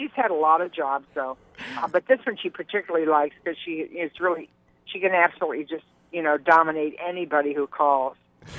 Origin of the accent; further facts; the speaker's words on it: Detroit, Michigan, United States; Well, okay, from inner city Detroit.